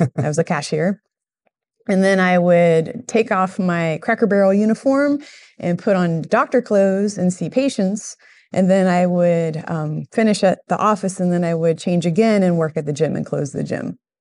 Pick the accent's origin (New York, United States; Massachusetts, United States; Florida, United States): Florida, United States; Miami; moved away as an adult; now in Central Florida, United States; I grew up in Miami